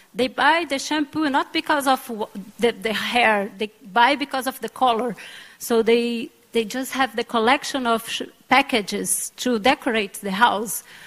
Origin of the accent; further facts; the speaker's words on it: Pará, Brazil; I'm from Pará too